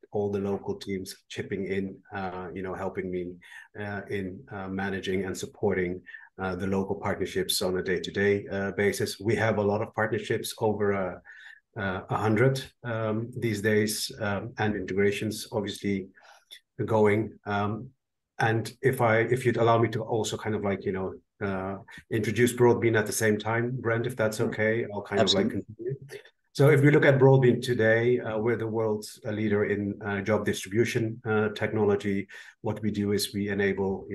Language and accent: English; Netherlands; I'm dialing in from the Netherlands today. I'm Dutch